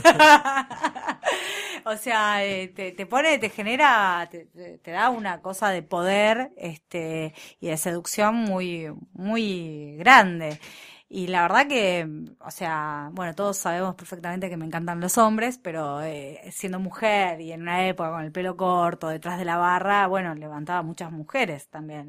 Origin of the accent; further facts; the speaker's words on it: Argentina; los argentinos cuando no tenemos recursos nos ponemos creativos